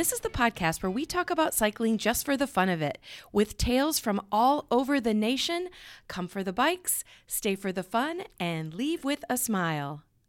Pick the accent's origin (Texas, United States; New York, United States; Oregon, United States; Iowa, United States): Iowa, United States; Cedar Rapids; but the Wright brothers lived in Cedar Rapids, which is my hometown, with their family from 1878 to 1881.